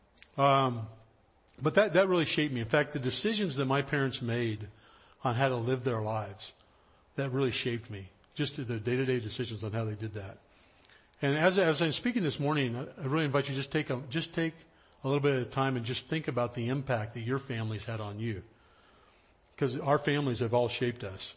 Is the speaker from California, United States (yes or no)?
yes; High Sierras, Central California, United States; now in Los Angeles, United States; I grew up in Central California up in the High Sierras, up in the mountains